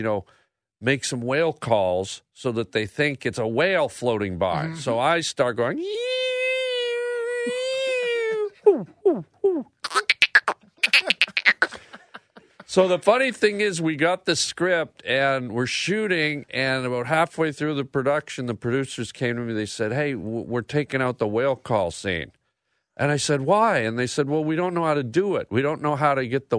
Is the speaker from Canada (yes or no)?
yes; Canada; I'm from Canada, so when I was younger, I actually worked in the bush.